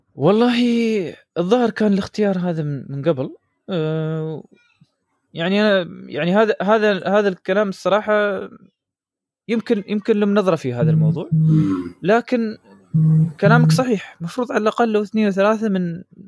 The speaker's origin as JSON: {"language": "Arabic", "country": "United Arab Emirates", "said": "عندنا في الامارات"}